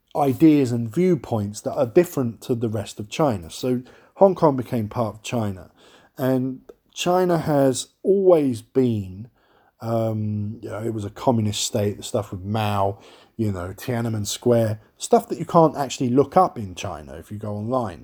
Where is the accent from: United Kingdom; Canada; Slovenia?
United Kingdom; London; I am from London